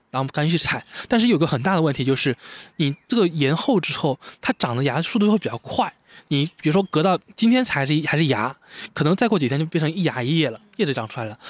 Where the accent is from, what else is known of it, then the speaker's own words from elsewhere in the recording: Fujian, China; now in Wuxi, China; 对于我们福建人来讲，其实我们福建绿茶是比较没有优势的